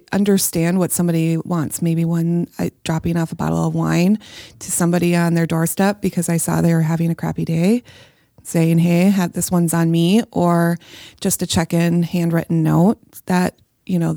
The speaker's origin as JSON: {"language": "English", "region": "Minnesota", "country": "United States", "tie": "born or raised there", "moved": "yes", "lives_now": "Hudson, United States", "said": "I grew up in Minnesota, I live in Hudson"}